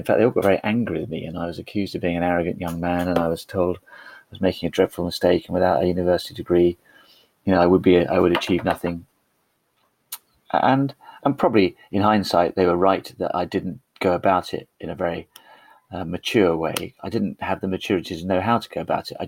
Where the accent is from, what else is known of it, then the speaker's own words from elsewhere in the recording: Denham, South East England, United Kingdom; also born or lived in London; I actually was born in London, and I'm living here 52 years later.